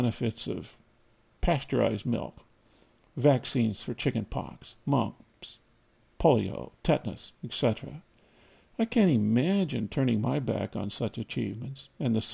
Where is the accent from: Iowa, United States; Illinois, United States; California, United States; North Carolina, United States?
Iowa, United States; Growing up in Iowa